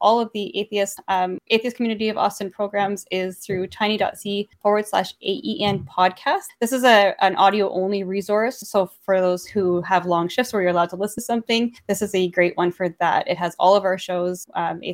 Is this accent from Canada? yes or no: yes; Canada; I say that as a Canadian